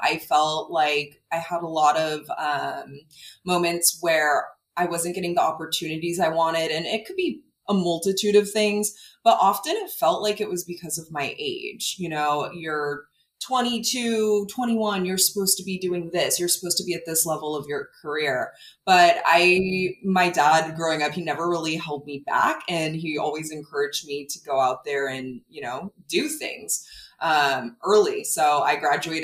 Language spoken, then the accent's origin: English; California, United States; I grew up in California